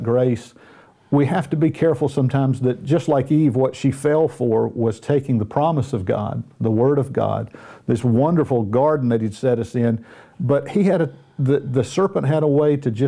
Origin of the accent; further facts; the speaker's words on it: the South, United States; accent: Southern; I was born and raised in the South in the United States. So I've got a little Southern accent.